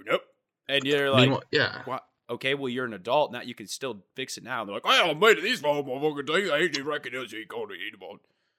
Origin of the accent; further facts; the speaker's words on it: United Kingdom; I'm British, actually.